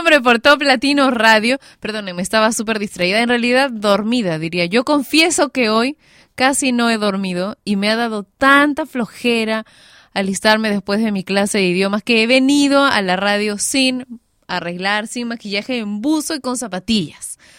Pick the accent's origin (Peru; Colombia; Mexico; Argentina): Peru; mi país, Perú